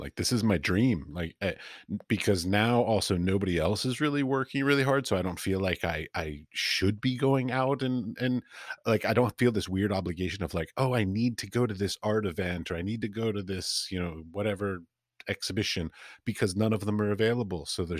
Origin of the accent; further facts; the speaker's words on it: United States; now in Europe; basically I ended up in Europe and I'm an American